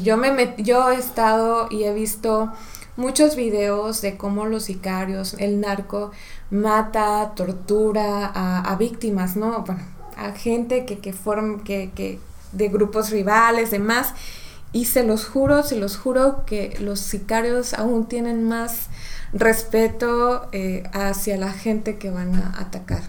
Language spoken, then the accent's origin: Spanish; Mexico; como mexicanos sí tenemos